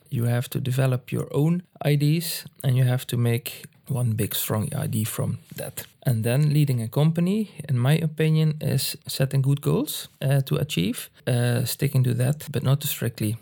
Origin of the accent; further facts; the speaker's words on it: Landgraaf, Limburg, Netherlands; accent: Limburg dialect; English is a second language; also born or lived in Schinnen, Netherlands / Tilburg, Netherlands; I'm actually from uh, Landgraaf